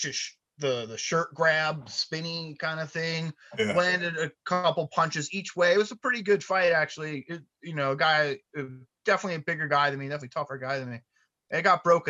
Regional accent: New Jersey, United States; I'm from New Jersey.

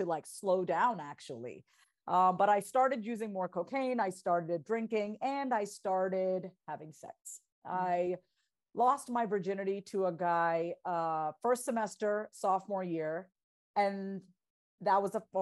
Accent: Long Island, New York, United States; also born or lived in Boston; I'm a first generation Indian immigrant, born and raised on Long Island

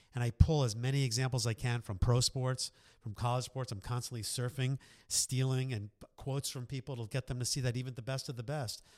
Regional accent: New York, United States; moved away as an adult; also born or lived in Boston; now in Philadelphia, United States; born and raised in New York

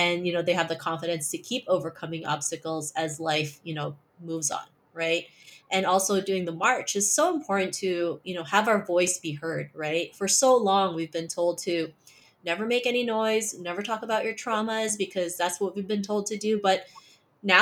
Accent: Philippines; English is a second language; moved away; also born or lived in Toronto, Canada; growing up in the Philippines

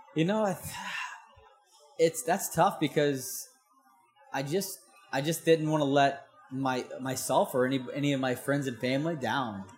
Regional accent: St. Louis, Missouri, United States; I'm from St. Louis, Missouri, which is like landlocked.

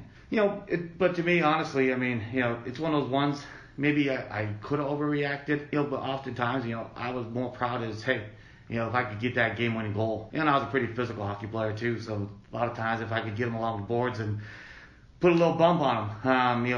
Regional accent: Akwesasne Reservation, northern New York, United States; now in Allentown, United States; I grew up on the Akwesasne Reservation. It's located in northern New York

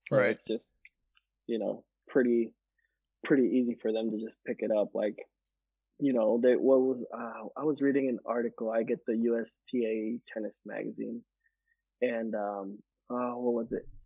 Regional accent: Guatemala; I grew up in Guatemala, five years there, and I climbed mango trees and you know coconut trees and stuff.

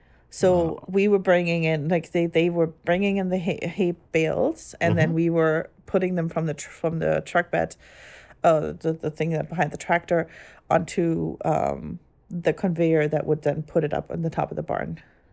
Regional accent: Germany; English is a second language; now in United States; growing up in Germany and ever only ever going to Catholic church, I guess.

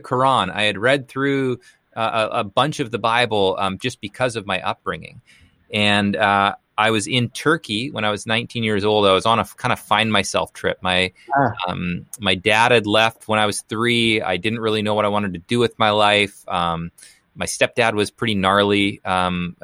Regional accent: Canada; now in Portland, United States; I live in Portland right now. But I grew up in Canada. So I'm originally from Canada

